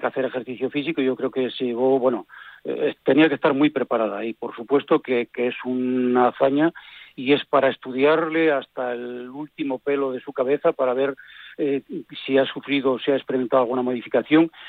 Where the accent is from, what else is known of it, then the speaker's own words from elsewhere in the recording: Villaviciosa, Asturias, Spain; now in Oviedo, Spain; soy natural de Villaviciosa, un pueblo que queda ah. un poco más cerca de Gijón que de Oviedo, pero estoy ahí y vivo en Oviedo